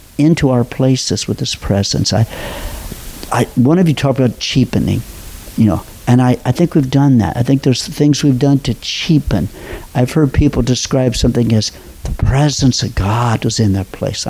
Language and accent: English; Robinson, Illinois, United States; moved away; I'm from Southern Illinois. I grew up, graduated from high school in Robinson, Illinois.